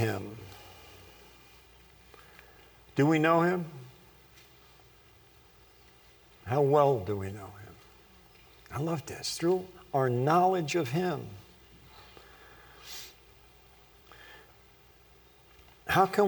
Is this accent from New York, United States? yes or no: yes; Long Island, New York, United States; I was born on Long Island, New York